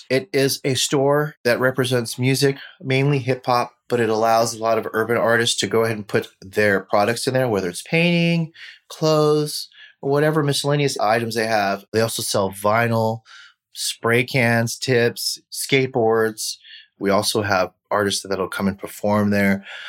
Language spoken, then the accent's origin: English; Japan; born there; also born or lived in Taiwan / Philippines / Alameda / Indianapolis; I was born overseas in Japan. I come from a military family background. I've lived in Japan, I've lived in Taiwan, I lived in the Philippines, Alameda, Indianapolis, Washington, D.C.